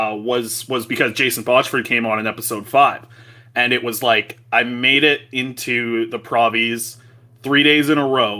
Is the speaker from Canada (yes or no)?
yes; Vancouver, British Columbia, Canada; growing up in Vancouver